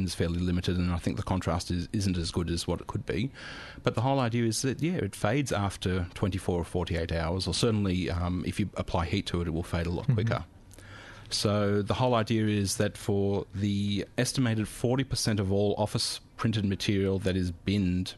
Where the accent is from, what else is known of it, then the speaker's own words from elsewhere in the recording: Australia; now in Germany; as an Australian in Germany